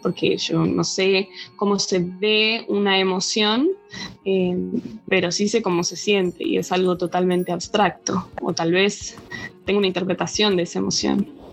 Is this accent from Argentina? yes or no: yes; Buenos Aires, Argentina; moved away; soy argentina, nací en Buenos Aires